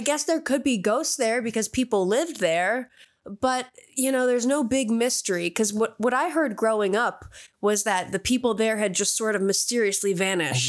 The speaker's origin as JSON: {"language": "English", "area": "Barahac area", "region": "Connecticut", "country": "United States", "tie": "born or raised there"}